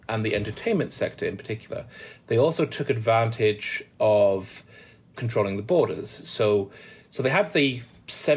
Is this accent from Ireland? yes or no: no; Manchester, North West England, United Kingdom; I'm from Manchester